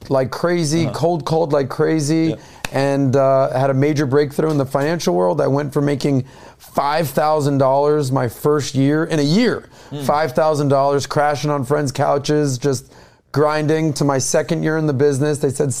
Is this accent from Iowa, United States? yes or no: no; Miami, Florida, United States; Born and raised in Miami. Okay. My father's from Detroit. I grew up on the wrong side of the tracks in Miami